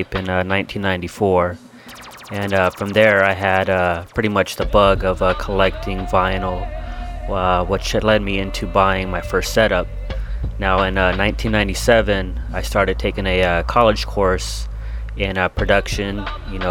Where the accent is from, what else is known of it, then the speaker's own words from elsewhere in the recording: Palmdale, California, United States; moved away as an adult; now in Anaheim, United States; I'm originally from Palmdale. It's a town outside